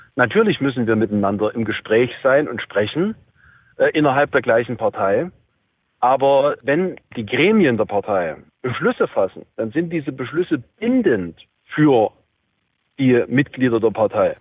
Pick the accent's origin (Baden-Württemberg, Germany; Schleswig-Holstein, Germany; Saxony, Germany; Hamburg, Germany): Saxony, Germany; bei uns in Sachsen